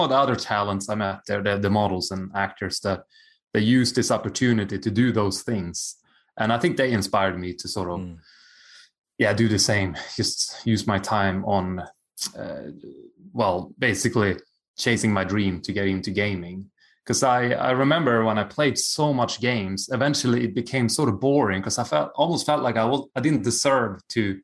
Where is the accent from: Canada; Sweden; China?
Sweden; moved away as an adult; also born or lived in Japan / United States / Australia; I'm from Sweden. I went to a plumber high school